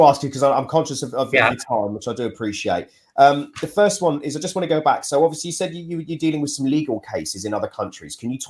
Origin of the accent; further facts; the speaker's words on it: United Kingdom; We're British.